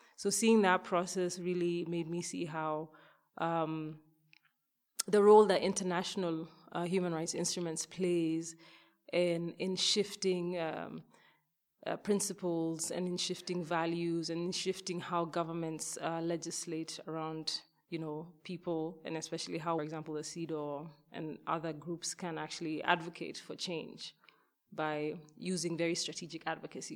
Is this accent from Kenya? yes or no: yes; Kenya; a young girl growing up in Kenya